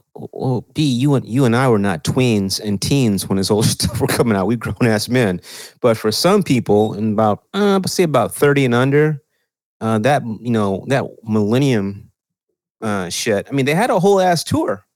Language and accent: English; Texas, United States; now in California, United States; I'm from Texas